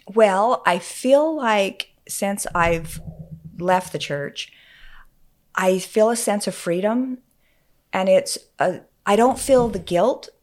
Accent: Utah, United States; moved away as an adult; also born or lived in Oregon

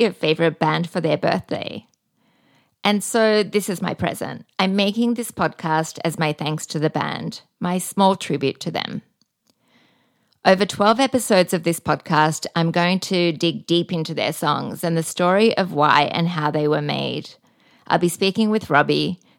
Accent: Australia; now in Bali, Indonesia; I'm an Australian living in Bali

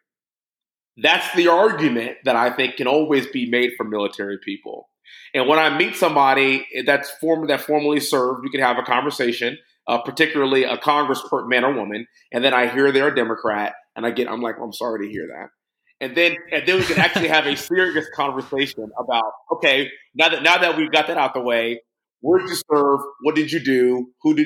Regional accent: Houston, Texas, United States; I'm from Houston, born and raised here in Houston. Actually, kind of grew up in Northwest Houston

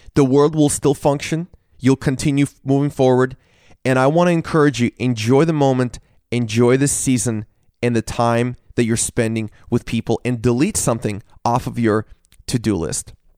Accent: Washington, United States; I grew up in Washington State

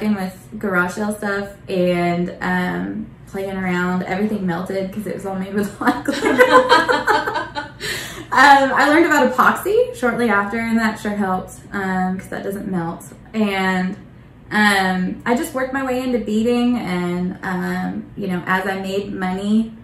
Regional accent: Bartlesville, Oklahoma, United States; moved away as an adult; I grew up in Bartlesville

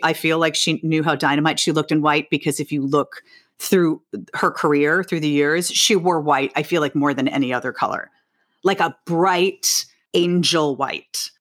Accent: New York City, New York, United States; I grew up on the Upper West Side, so I grew up like five blocks from where I live now

